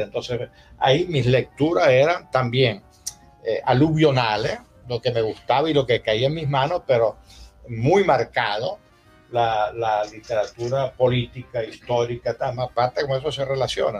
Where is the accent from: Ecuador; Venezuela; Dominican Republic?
Venezuela; La Concepción, Zulia; also born or lived in Spain / Paris; yo me crié oyendo Ranchera en la Concepción